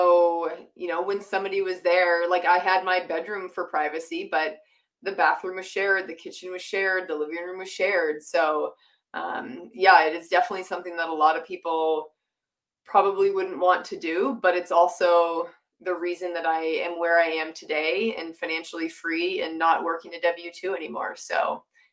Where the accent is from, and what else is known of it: Massachusetts, United States; born or raised there; moved away as an adult; now in Utah, United States